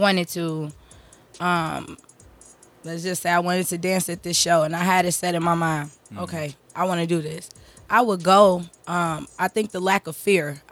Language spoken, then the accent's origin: English; Chicago, Illinois, United States; I'm from the west side of Chicago, the Austin community. I'm from the Dub, 290